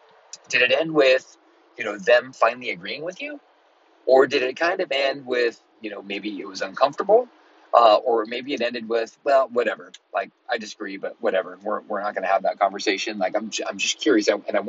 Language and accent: English; Los Angeles, California, United States; I grew up in Los Angeles. I just came out here from Los Angeles, and it's a little more of a blue area